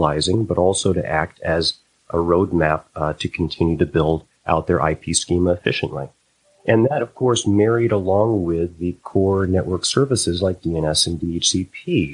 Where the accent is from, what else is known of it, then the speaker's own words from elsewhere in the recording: Connecticut, United States; now in Boston, United States; born and raised in Connecticut, lived in New England all my life